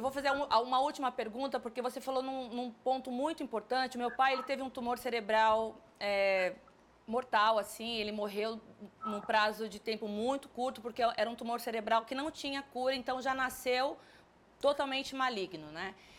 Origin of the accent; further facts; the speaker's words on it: São Paulo, Brazil; eu sou de São Paulo